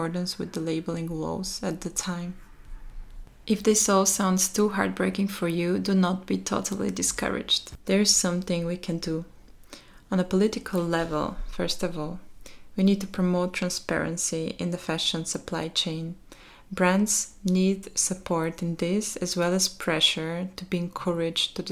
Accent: Shumen, Shumen Province, Bulgaria; moved away; there are garment factories in my hometown Schumann in Bulgaria

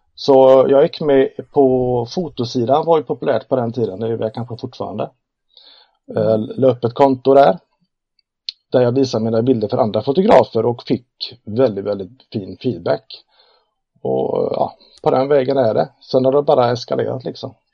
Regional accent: Uddevalla, Västra Götaland, Sweden; född och uppvuxen i Uddevalla, eh, i Bohuslän, mitten, hjärtat av Bohuslän kan man kalla.

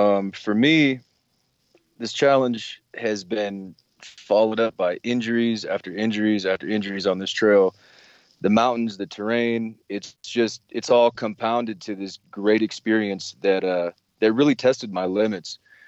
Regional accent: Pacific Northwest, United States; moved away; I'm from the Pacific Northwest originally. Now I'm just kind of a full-time traveler living that van life

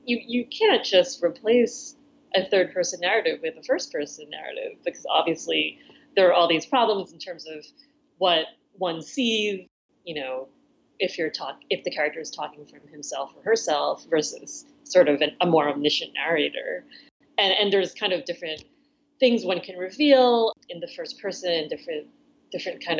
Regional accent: New York City suburbs, United States; He's born in New York City like I was. He's raised in the suburbs like I was

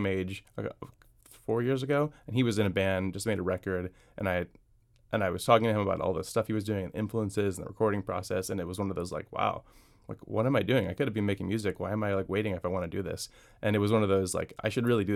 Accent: St. Louis, Missouri, United States; moved away as an adult; now in Washington, D.C., United States; I'm from St. Louis, and I grew up in the Midwest till I was 25, finished law school and moved here

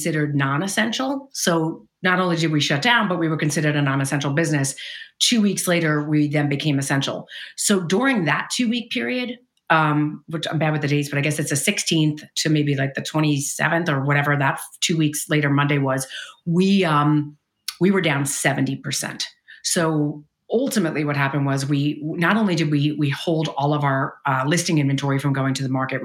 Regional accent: New York City, New York, United States; now in Bay Area, United States; I'm originally from Brooklyn, New York, which I think kind of matters. It's a little bit of a different way to grow up and be raised and then moving to the Bay Area

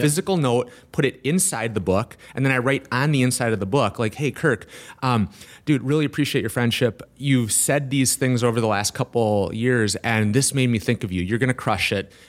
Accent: Milwaukee, Wisconsin, United States; Milwaukee area. Brookfield, Waukesha

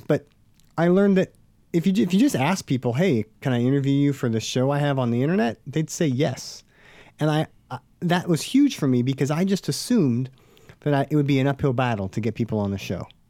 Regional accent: Stockton, California, United States; I'm from Stockton

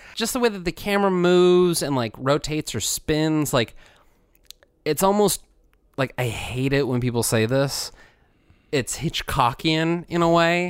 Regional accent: United States; growing up in America where same-sex marriage was not allowed

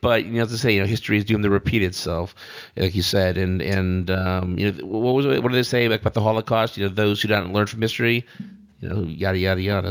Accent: United States

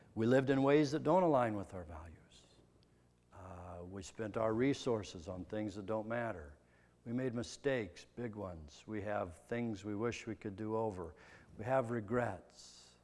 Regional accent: Midwest, United States; I'm a kid from the Midwest.

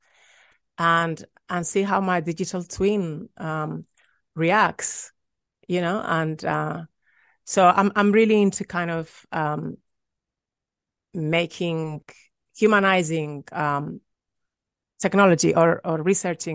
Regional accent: Madrid, Community of Madrid, Spain; moved away; also born or lived in London / Sacramento; I'm from Madrid, but I went to London to study film

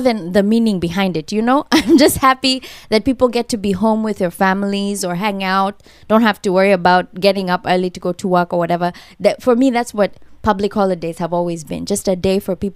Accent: Kenya; moved away as an adult; now in Los Angeles, United States; I'm from Kenya.

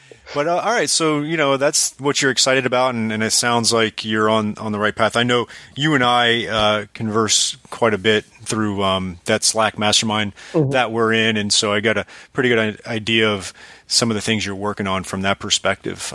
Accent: South Florida, United States; I'm from South Florida originally

